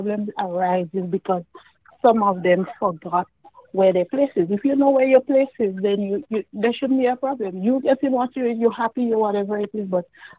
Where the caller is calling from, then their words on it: New York, United States; I'm calling from Brooklyn.